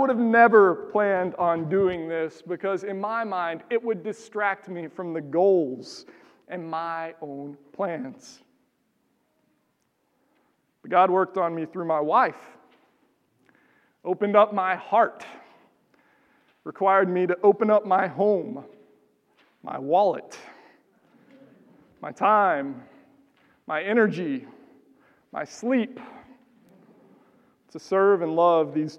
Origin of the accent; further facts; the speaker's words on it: Texas, United States; moved away as an adult; now in Minnesota, United States; I grew up in Texas.